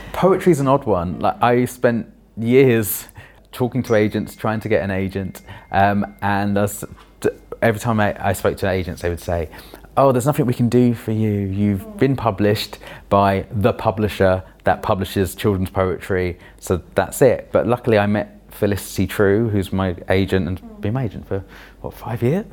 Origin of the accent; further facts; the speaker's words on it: London, United Kingdom; also born or lived in Wandsworth, London; I grew up in Roehampton in London, the last village in London apparently